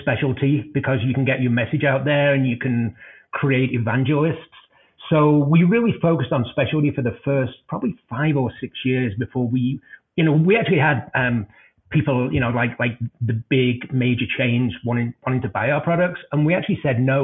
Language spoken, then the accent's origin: English; Denver, Colorado, United States; my hometown of Denver